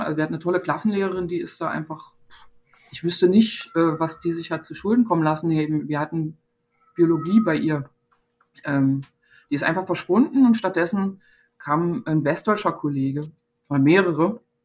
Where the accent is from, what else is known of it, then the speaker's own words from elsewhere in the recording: Zehdenick, Brandenburg, Germany; moved away; in meiner Heimatstadt Zielenik